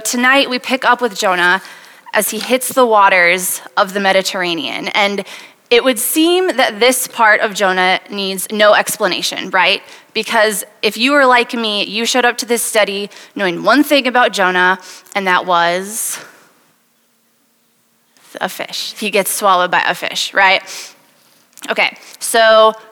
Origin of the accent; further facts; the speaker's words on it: Wisconsin, United States; moved away as an adult; now in Iowa City, United States; I am originally from Wisconsin, and I moved to Iowa City 6 years ago to go to medical school